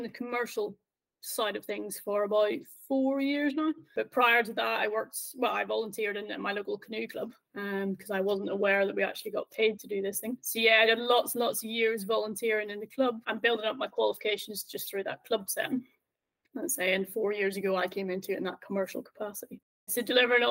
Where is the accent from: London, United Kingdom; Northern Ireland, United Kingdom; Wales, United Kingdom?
Northern Ireland, United Kingdom; growing up in Northern Ireland